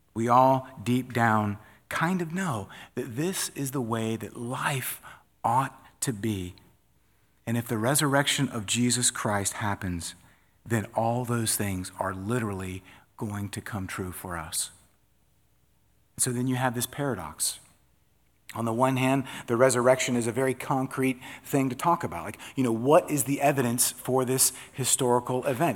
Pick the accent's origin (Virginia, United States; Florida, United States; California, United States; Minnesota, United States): Florida, United States; I'm from Florida